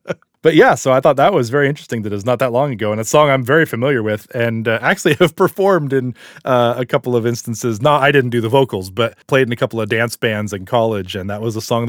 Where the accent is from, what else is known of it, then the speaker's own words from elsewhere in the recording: Las Cruces, New Mexico, United States; lived in my hometown of Las Cruces and taught at our university, New Mexico State. In fact, I was the first group of students to attend Clyde W. Tombaugh Elementary School.